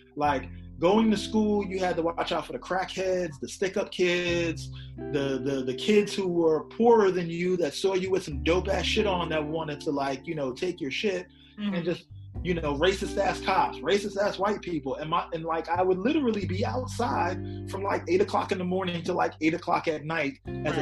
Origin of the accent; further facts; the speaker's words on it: New York City, New York, United States; I'm from Queens